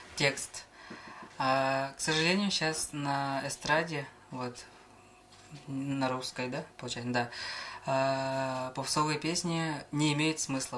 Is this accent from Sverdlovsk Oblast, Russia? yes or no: no; Yakutia, Sakha Republic, Russia; born or raised there